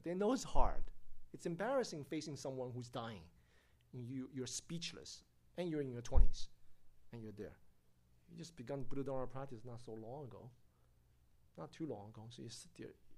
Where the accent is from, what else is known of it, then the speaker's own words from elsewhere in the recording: United States; United States